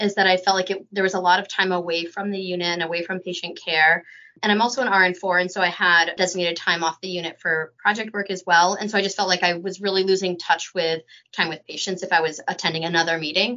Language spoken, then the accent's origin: English; Windsor, Maine, United States; moved away as an adult; also born or lived in Vancouver, British Columbia; now in Vermont, United States; I grew up in Maine in a small town outside of Augusta called Windsor.